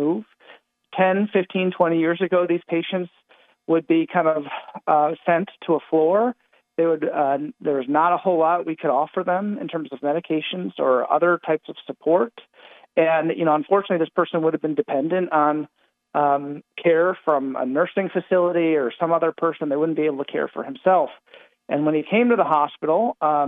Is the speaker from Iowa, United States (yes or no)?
no; Northeast Ohio, United States; I'm from the Northeast Ohio area.